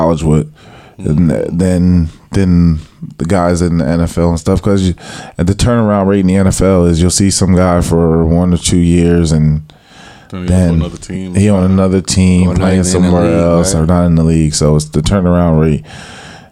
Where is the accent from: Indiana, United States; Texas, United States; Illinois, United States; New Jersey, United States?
New Jersey, United States; moved away as an adult; also born or lived in San Diego; I'm from New Jersey. Went to Pembroke Township High School